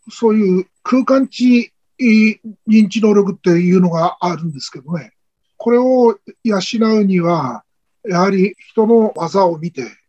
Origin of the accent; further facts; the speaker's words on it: Miyagi, Japan; 地元宮城県の佐藤先生と出会って